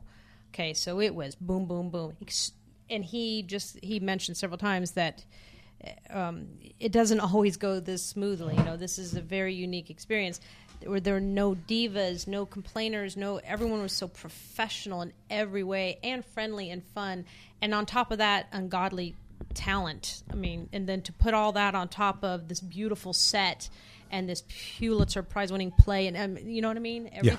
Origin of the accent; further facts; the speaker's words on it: Oklahoma, United States; also born or lived in Montana; he asked me where I was from, and I told him I was from Oklahoma and Montana.